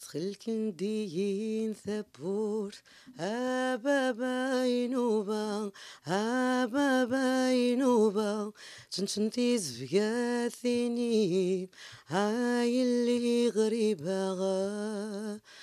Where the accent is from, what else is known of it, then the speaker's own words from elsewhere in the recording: Algiers, Algiers Province, Algeria; first language Kabyle; Arabic is a second language; مسقط راسي كان بالعاصمه